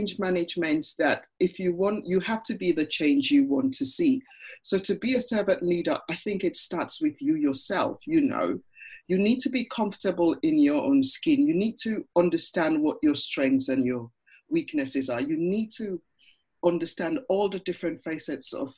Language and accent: English; Ghana; moved away; I'm part of a networking group for people of Ghanaian origin, because hey, I'm from Ghana and I'm part of that originally